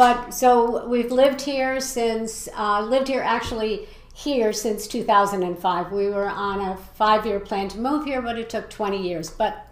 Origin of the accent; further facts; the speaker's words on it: New England, United States; moved away; although I'm from New England originally